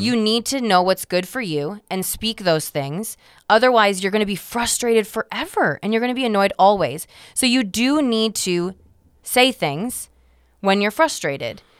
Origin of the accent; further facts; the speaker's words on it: United States; us Americans